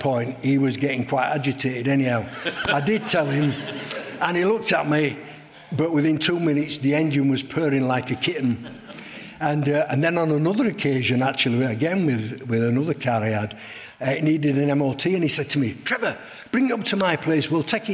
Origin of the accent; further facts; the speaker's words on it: Leeds, Yorkshire and the Humber, United Kingdom; I came from the Meanwood area